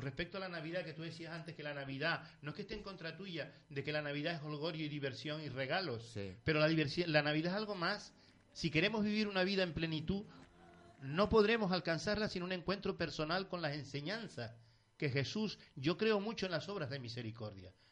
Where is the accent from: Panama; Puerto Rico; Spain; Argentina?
Spain; Canary Islands; estoy aquí en, mi pueblo, en mi municipio, en mi isla